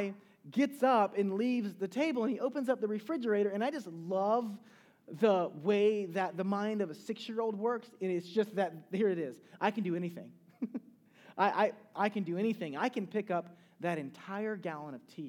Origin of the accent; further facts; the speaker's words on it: Charleston, South Carolina, United States; I'm from Charleston, South Carolina